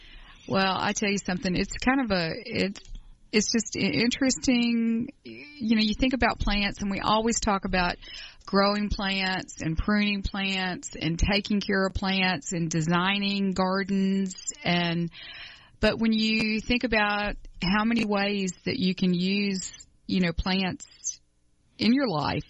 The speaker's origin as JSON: {"language": "English", "town": "Atlanta", "region": "Georgia", "country": "United States", "said": "we're from Atlanta, and this show's broadcast in Atlanta"}